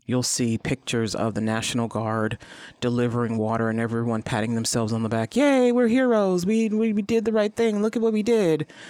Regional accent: East Cleveland, Ohio, United States; I grew up in East Cleveland

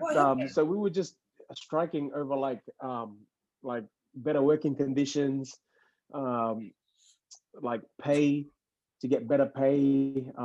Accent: Australia; also born or lived in Fiji; I'm not Fijian anymore. I'm Australian, yeah.

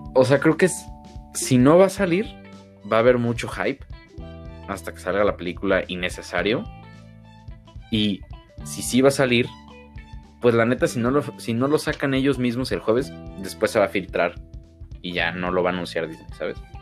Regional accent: Mexico; Como buenos mexicanos

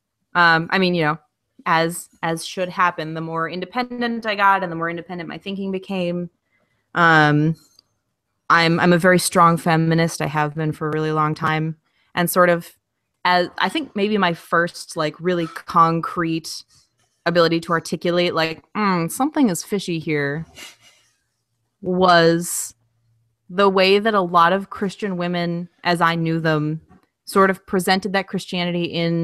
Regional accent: Minneapolis, Minnesota, United States; moved away as an adult; now in Austin, United States; I grew up in Minneapolis, specifically like Southeast Minneapolis

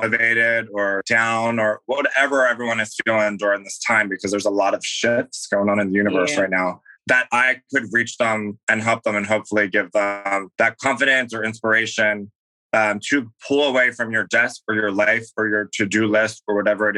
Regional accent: Philadelphia, Pennsylvania, United States; I grew up in Philadelphia

